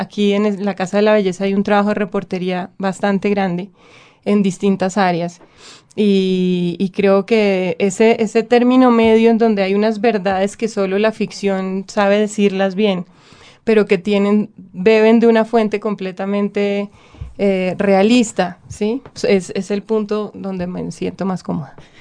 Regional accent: Bogotá, Bogotá Capital District, Colombia; accent: bogotano; also born or lived in Cali; hablo completamente bogotano

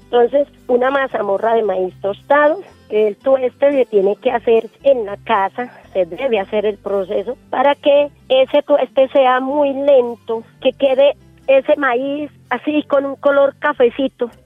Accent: Páramo, Santander, Colombia; aquí en mi pueblo

